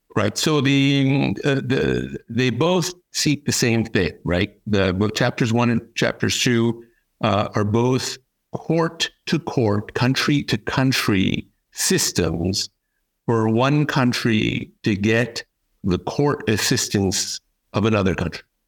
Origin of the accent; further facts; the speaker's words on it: United States; moved away as an adult; also born or lived in New York; now in Paris, France; I am an American attorney. Um, based here in Paris, France. I've been here for 35 years